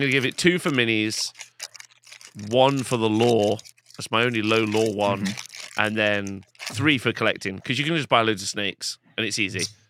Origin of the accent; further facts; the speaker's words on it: England, United Kingdom; but I'm English